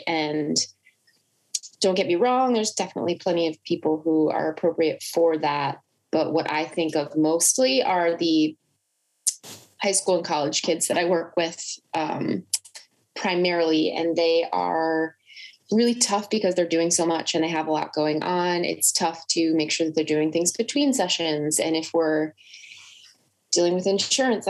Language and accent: English; New Jersey, United States; I'm from New Jersey